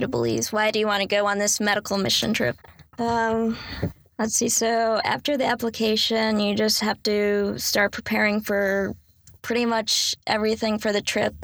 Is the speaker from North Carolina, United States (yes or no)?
yes; Raleigh, North Carolina, United States; I was born and raised in Raleigh, North Carolina.